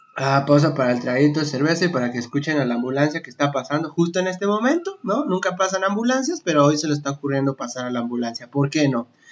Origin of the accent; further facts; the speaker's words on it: Mexico City, Mexico; En la Ciudad de México tenemos, creo que la playa más cercana como a 5 o 6 horas